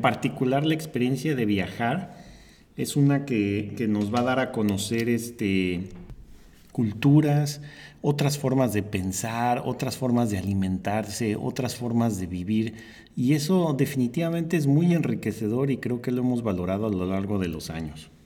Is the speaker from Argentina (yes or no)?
no; Mexico City, Mexico; moved away; yo vengo de la Ciudad de México